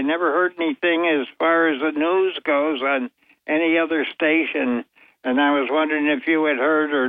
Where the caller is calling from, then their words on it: Vestal, New York, United States; Bob, this is … from Vestal.